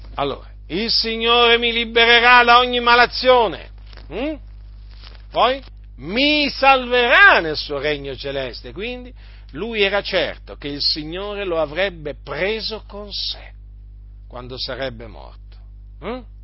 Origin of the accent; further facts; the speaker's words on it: Noyon, Hauts-de-France, France; sono nato, sono nato nella stessa città dove è nato Calvino